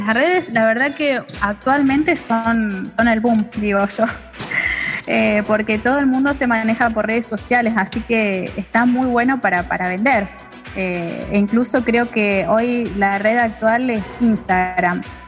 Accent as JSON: {"language": "Spanish", "town": "Junín", "region": "Buenos Aires Province", "country": "Argentina", "tie": "born or raised there", "lives_now": "San Nicolás de los Arroyos, Argentina", "said": "soy argentina, eh, nací en Junín, provincia de Buenos Aires, y actualmente estoy viviendo en San Nicolás de los Arroyos"}